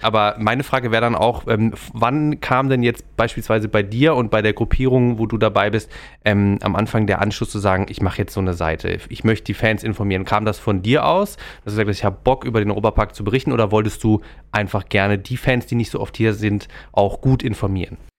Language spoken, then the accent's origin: German; Freiburg, Baden-Württemberg, Germany; Ich komme auch aus Freiburg, bin dort geboren